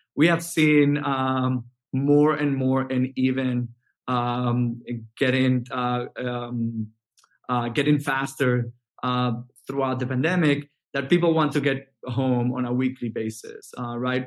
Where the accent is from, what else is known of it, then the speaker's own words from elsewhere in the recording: Venezuela; moved away as an adult; now in United States; I'm originally from Venezuela, and I I started uh, back in Venezuela um, from from high school